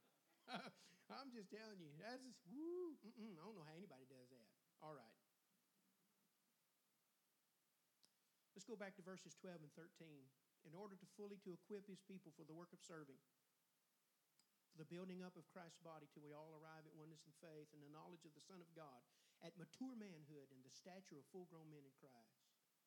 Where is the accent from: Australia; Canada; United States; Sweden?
United States; Longwood; I'm from Longwood. I come from way back now